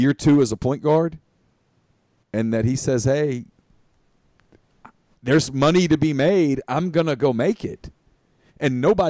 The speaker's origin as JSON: {"language": "English", "town": "Ruston", "region": "Louisiana", "country": "United States", "tie": "born or raised there", "said": "I grew up in Ruston, Louisiana, the metropolis that is Ruston."}